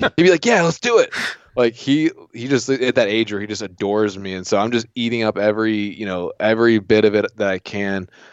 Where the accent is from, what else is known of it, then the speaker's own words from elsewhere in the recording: Southeast Virginia, United States; I grew up in Southeast Virginia on, like, in, like, salt marshes.